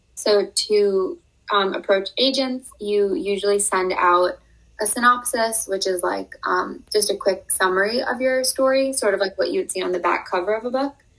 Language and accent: English; United States; growing up in America